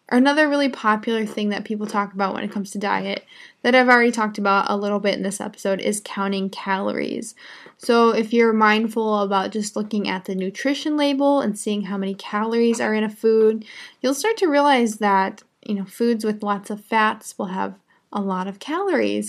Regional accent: United States; I'm an American English teacher. I live in the United States

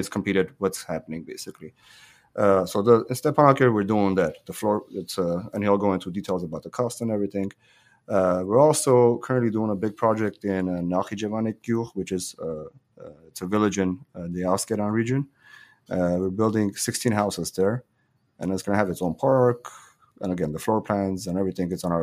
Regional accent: Hrazdan, Kotayk, Armenia; moved away; I was born in Razdan. I go back to Razdan, I feel like I'm home there

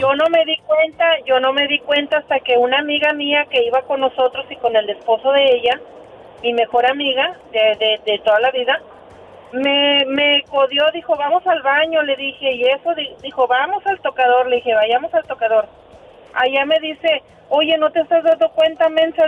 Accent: Matamoros, Tamaulipas, Mexico; las de Matamoros

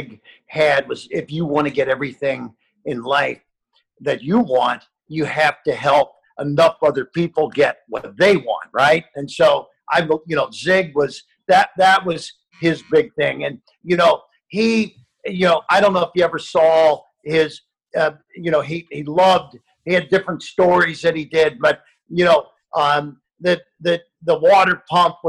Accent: Ohio, United States; I grew up in Ohio, and I sealed driveways

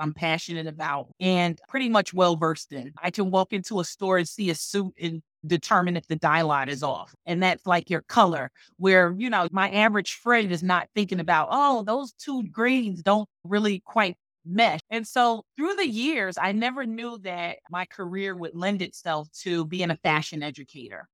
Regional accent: Newark, New Jersey, United States; I grew up in Newark, New Jersey

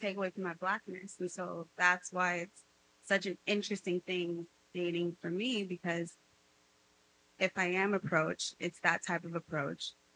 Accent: Beverly Hills, California, United States; accent: Cali girl; I grew up in Beverly I have a Cali girl accent.

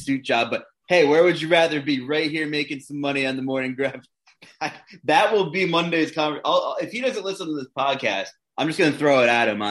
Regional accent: Long Island, New York, United States; now in Pennsylvania, United States; I'm originally from New York too, born on Long Island, spent some time in the city

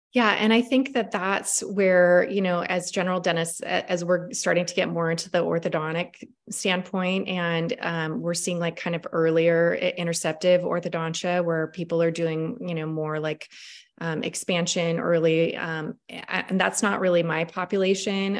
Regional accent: Washington, United States; we're both from Washington State

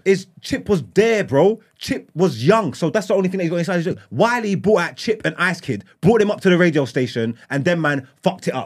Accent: London, United Kingdom; I grew up in East London

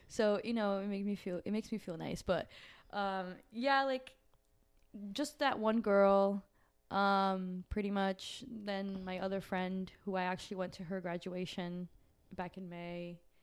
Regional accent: Brazil; moved away; I'm from Brazil.

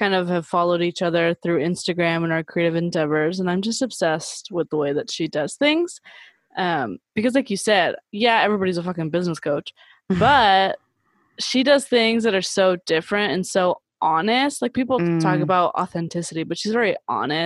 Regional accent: Downey, California, United States; moved away; going back to my hometown because I'm not that far removed. I'm headed towards the 10-year anniversary point, but still there's a lot of people that stayed in Downey, California

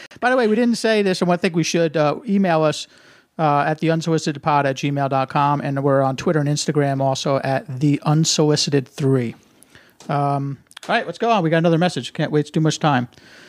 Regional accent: New Jersey, United States; moved away as an adult; also born or lived in West Virginia / New York City; born and raised in New Jersey.

